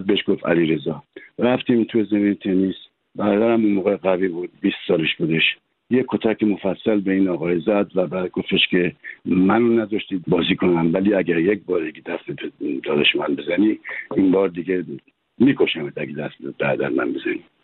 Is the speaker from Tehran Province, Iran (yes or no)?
yes; Tehran, Tehran Province, Iran; moved away as an adult; now in France; من تو امجدیه بزرگ شدم